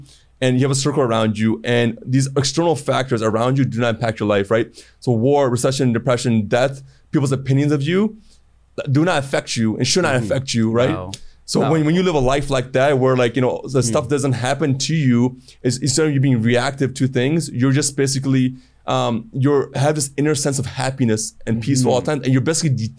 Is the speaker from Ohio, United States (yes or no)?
yes; Cleveland, Ohio, United States; also born or lived in Toronto, Canada / Chicago, United States; So I grew up in Cleveland, Ohio when I first moved there, 10, 15 years. I hated it.